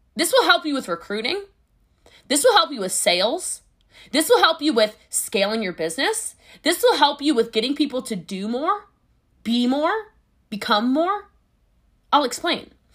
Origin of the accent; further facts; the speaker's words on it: Hawaii, United States; I'm Hawaiian